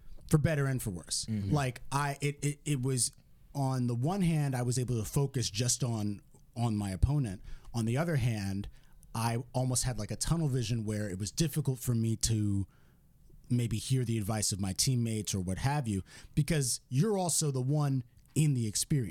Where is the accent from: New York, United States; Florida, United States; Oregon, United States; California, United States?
New York, United States; growing up in New York and like in the hood